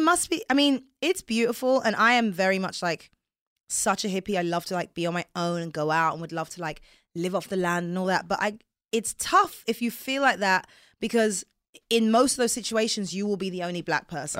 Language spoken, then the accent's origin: English; England, United Kingdom; accent: English; moved away; growing up in England